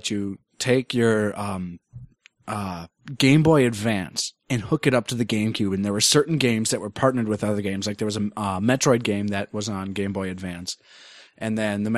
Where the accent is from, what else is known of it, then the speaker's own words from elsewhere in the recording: Minnesota, United States; I am Minnesotan